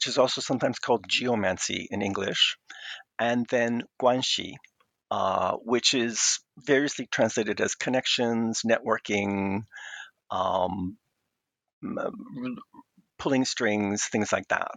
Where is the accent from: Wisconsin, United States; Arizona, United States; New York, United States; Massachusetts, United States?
Massachusetts, United States; Boston; moved away as an adult; also born or lived in Chicago / Taiwan; I'm originally from Boston, Massachusetts, in the US, grew up there